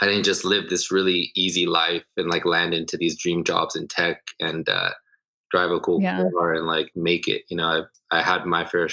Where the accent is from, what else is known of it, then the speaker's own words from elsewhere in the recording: Los Angeles, California, United States; I was born in Los Angeles, raised all throughout Southern California.